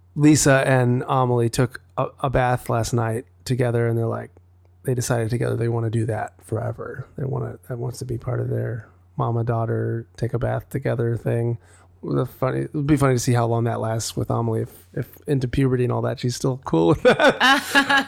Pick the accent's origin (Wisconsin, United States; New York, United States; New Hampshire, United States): Wisconsin, United States; now in Los Angeles, United States; growing up in Wisconsin, it was, like, you're not gonna walk to the market